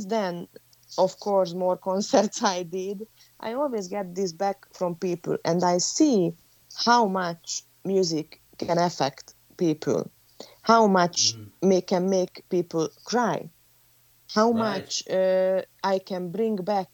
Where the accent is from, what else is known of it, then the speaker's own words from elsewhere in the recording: Hungary; English is a second language; now in Florida, United States; I am from Hungary, live in Florida